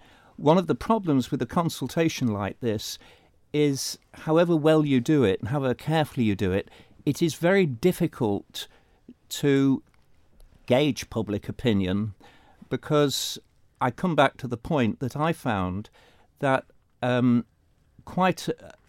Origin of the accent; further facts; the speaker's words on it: Wales, United Kingdom; moved away as an adult; now in Isle of Man; come from one Celtic country to another, I find the bill to be countercultural, because certainly I came from Wales before I came to the Isle of Man